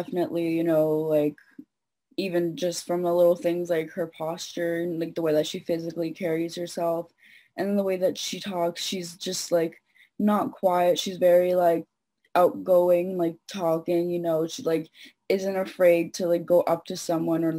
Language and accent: English; Toronto, Ontario, Canada; I'm 18. I'm from Toronto